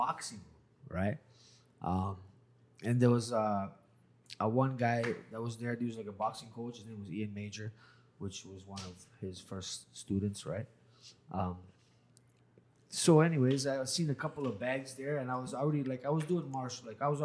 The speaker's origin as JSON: {"language": "English", "town": "Hamilton", "region": "Ontario", "country": "Canada", "said": "I'm from Hamilton, so we also have some good Balkan food. I'm Bosnian too"}